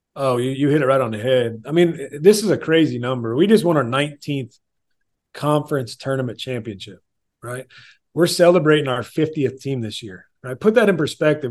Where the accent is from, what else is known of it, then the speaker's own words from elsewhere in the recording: Illinois, United States; moved away; I'm originally from Illinois